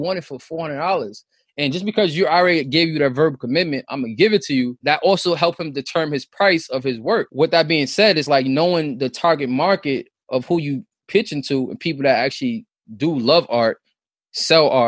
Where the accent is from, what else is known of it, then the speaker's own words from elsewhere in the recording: New York City, New York, United States; we grew up in Southside Rockaway